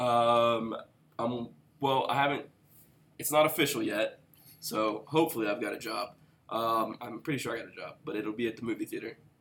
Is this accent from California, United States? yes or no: no; West Virginia, United States; I was from West Virginia